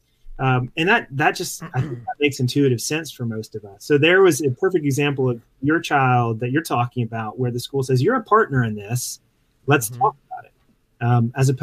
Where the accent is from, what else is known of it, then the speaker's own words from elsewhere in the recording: Mississippi Gulf Coast, United States; moved away; I grew up in on the Mississippi Gulf Coast